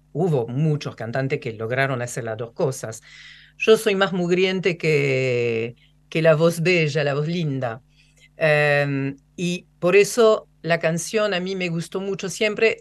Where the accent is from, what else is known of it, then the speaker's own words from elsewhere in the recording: Rouen, Normandy, France; Spanish is a second language; now in Argentina; mi pueblo, que es Rouen. Rouen es un pueblo gris, lloviznoso.